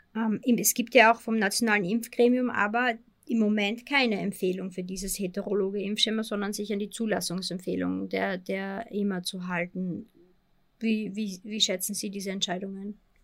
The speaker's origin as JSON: {"language": "German", "country": "Austria", "said": "Bei uns in Österreich"}